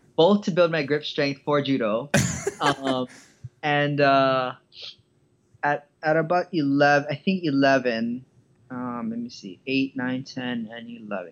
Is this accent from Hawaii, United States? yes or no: yes; Hawaii, United States; moved away; I grew up in Hawaii, and uh, my childhood was pretty, pretty normal